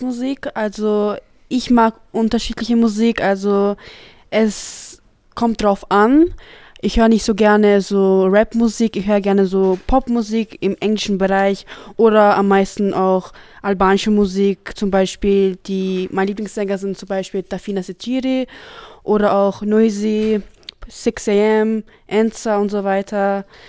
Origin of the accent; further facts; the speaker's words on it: Wels, Upper Austria, Austria; ich komme aus Wels